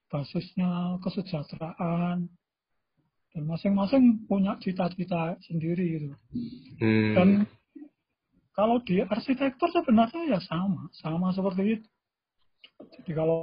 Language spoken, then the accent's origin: Indonesian; Java, Indonesia; first language Javanese; Indonesian is a second language; Uh, saya di Jawa ini ya, ya saya bahasa ibu saya bahasa Jawa gitu.